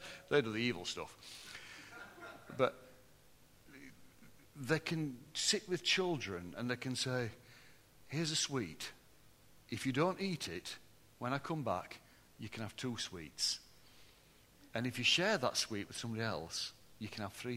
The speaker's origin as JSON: {"language": "English", "town": "Barnsley", "region": "Yorkshire and the Humber", "country": "United Kingdom", "said": "And then I said, Barnsley"}